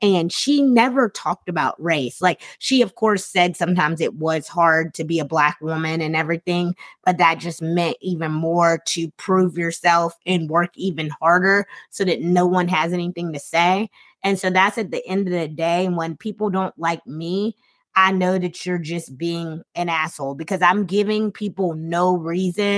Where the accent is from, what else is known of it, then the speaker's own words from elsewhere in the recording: South Carolina, United States; moved away; I'm from South Carolina.